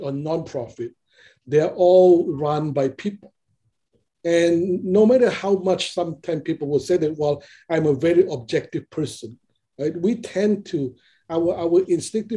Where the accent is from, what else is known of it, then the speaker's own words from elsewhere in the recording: Indonesia; now in Seattle, United States; I came from Indonesia